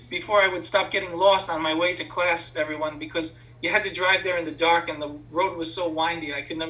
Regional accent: New York City, New York, United States; moved away as an adult; now in Tappan, United States; I was born in Queens. I spent most of my life in Queens in the Diocese of Brooklyn, just across the Nassau County border.

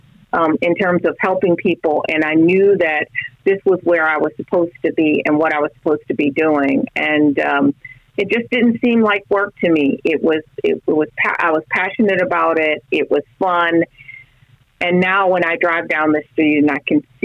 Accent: South Florida, United States; I grew up in South Florida

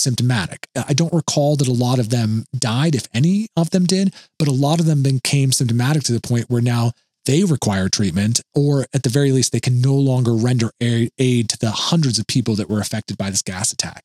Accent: Oregon, United States; moved away; Back in my home state of Oregon, there is a very famous paper mill by where I live

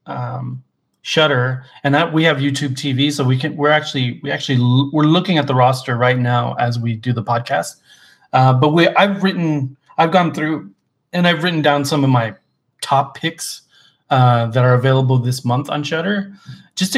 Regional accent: Arizona, United States; moved away; We're originally from Arizona

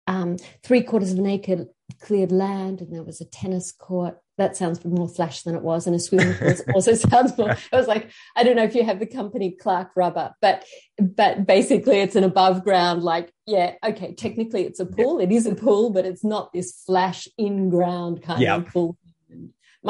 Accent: Sydney, New South Wales, Australia; now in Queensland, Australia; I come from Sydney. I grew up on the outskirts of Sydney.

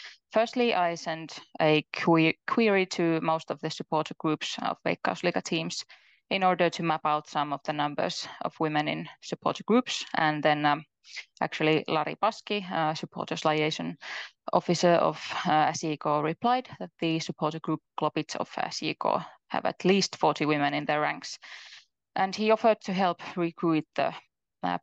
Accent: Mikkeli, South Savo, Finland; now in Jyväskylä, Finland; I'm from Mikkeli

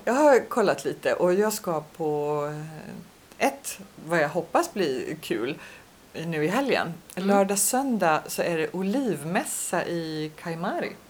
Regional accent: Sweden; moved away; hemma i Sverige

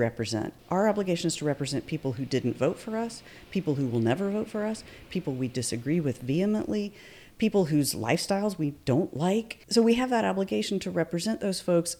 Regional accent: Atlanta, Georgia, United States; moved away as an adult; also born or lived in Davidson, North Carolina / New York; now in Asheville, United States; I was born in Atlanta, Georgia, okay. and that's where I was raised

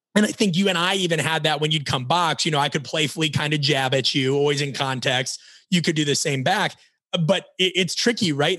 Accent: Omaha, Nebraska, United States; moved away; also born or lived in Florida; We're both from Omaha, Nebraska

